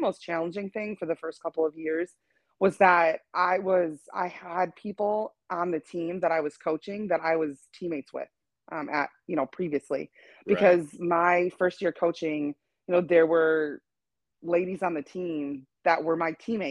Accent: Wisconsin, United States; moved away; I'm originally from Wisconsin

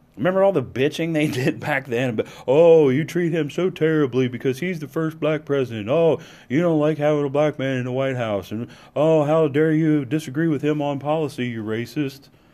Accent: United States; as an American

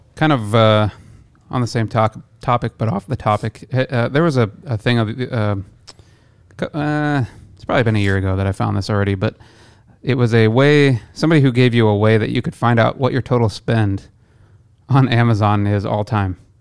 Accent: Midwest, United States; moved away; I'm from the Midwest originally

